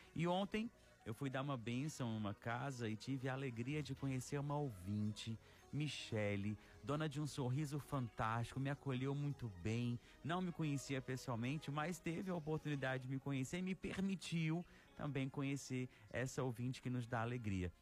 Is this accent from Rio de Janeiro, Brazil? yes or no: no; Araxá, Minas Gerais, Brazil; also born or lived in Ceará; now in Fortaleza, Brazil; na minha terra natal